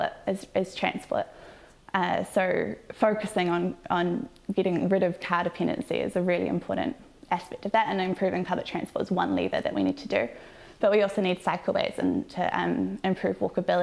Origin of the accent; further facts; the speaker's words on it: Tauranga, Bay of Plenty, New Zealand; I'm from Tauranga